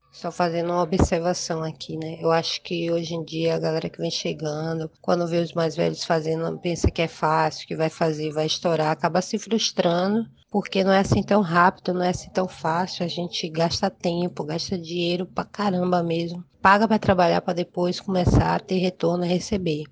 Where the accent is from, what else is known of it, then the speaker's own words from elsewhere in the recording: Manaus, Amazonas, Brazil; moved away as an adult; also born or lived in Lábrea, Amazonas / São Paulo; now in Salvador, Brazil; sou natural de, do Amazonas, nasci no interior do Amazonas, em Lábrea, e cresci na cidade de Manaus, Amazonas